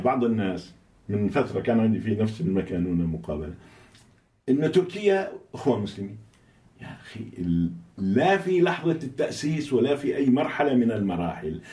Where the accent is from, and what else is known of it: Syria